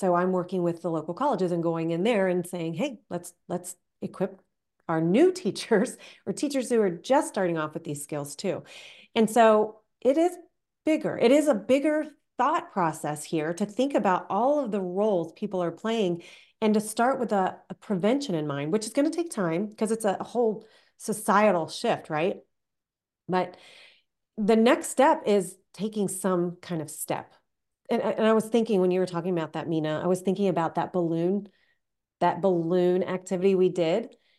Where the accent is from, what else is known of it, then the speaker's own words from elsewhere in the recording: United States; also born or lived in Canada; I grew up in the American system